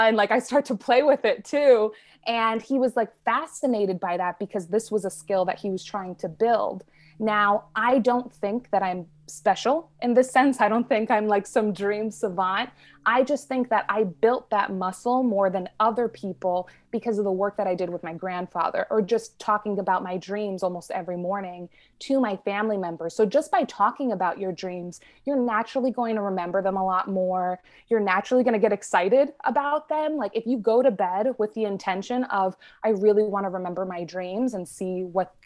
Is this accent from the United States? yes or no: yes; New York City, New York, United States; my family, for the most part, we grew up in the New York City area